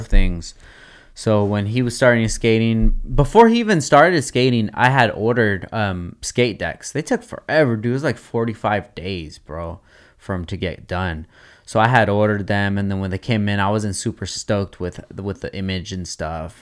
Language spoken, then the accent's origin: English; Oxnard, California, United States; I want is to be in my hometown at my home skate park